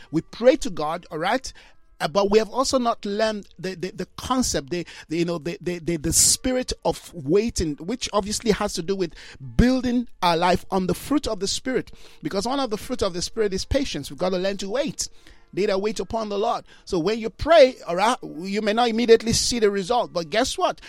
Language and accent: English; Jos, Plateau, Nigeria; I grew up in Jos, Plateau State